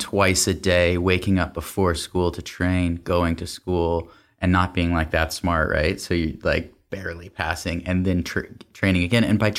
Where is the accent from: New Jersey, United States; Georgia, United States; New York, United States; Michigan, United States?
Georgia, United States; Atlanta; also born or lived in Massachusetts; I grew up, I'd say, in three phases. Born in Massachusetts. That's where my dad's side of the family lived. Up until elementary school, where I went to school in Atlanta, Georgia.